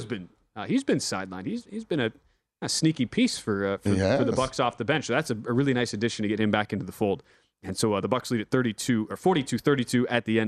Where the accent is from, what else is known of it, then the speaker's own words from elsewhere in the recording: Wisconsin, United States; I'm from Wisconsin